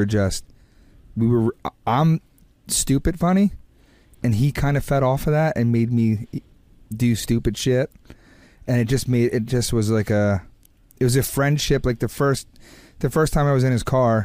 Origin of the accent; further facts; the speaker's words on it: New Jersey, United States; growing up in Jersey